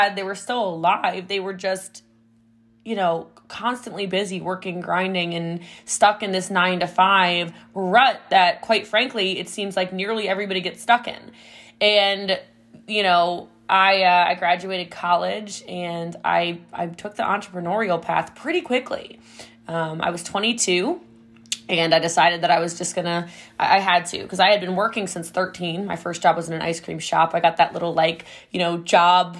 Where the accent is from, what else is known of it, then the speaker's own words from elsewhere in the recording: Middletown, Maryland, United States; I'm from Middletown, Maryland